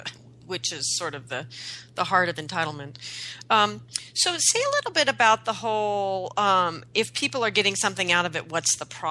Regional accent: Pacific Northwest, United States; I grew up in the Pacific Northwest

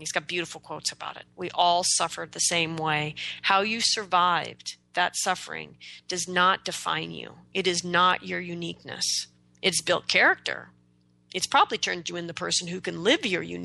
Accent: United States; I'm an American.

